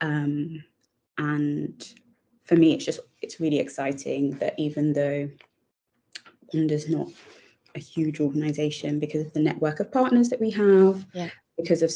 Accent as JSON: {"language": "English", "region": "England", "country": "United Kingdom", "said": "I am British Nigerian"}